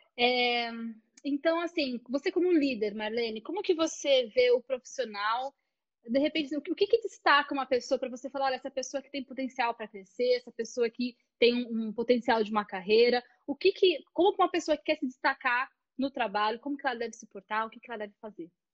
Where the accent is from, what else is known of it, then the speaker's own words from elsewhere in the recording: Brazil; eu tenho o meu sotaque, né? eu sou brasileira